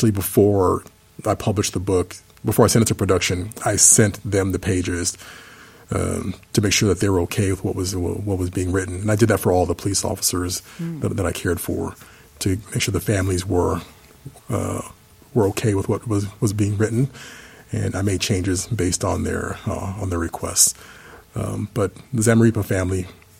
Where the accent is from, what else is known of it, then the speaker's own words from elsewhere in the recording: Dallas, Texas, United States; my hometown